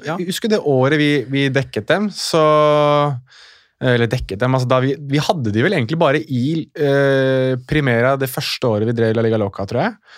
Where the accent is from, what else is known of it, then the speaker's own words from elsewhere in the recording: Morocco; now in Norway; nå er jeg marokkaner